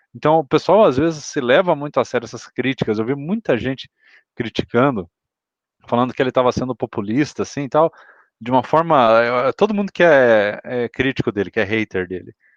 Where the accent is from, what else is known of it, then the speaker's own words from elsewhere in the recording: Paraná, Brazil; Eu sou aqui do Paraná